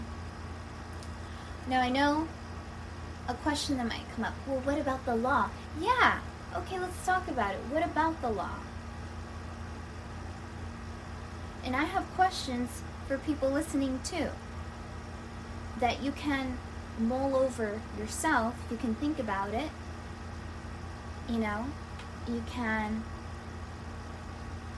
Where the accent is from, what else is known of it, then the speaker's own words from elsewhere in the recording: Southern California, United States; a 31-year-old woman born and raised in Southern California